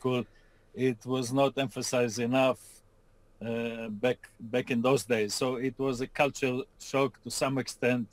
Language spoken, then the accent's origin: English; Israel; moved away as an adult; now in Austin, United States; I grew up in Israel, went to school in Israel, and started my career working for American companies in Israel